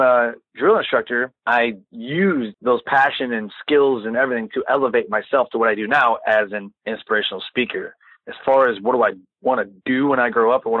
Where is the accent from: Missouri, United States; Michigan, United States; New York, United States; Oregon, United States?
Michigan, United States; Detroit; moved away as an adult; also born or lived in Texas; now in North Carolina, United States; I'm from Detroit, Michigan, born and raised